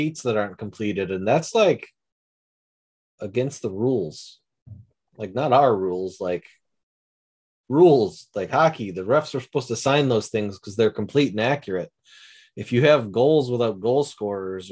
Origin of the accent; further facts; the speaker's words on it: International Falls, Minnesota, United States; I was born in International Falls.